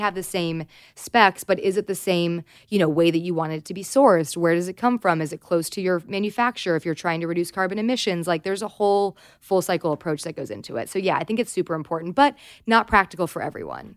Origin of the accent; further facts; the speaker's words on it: Southern California, United States; I grew up in Southern California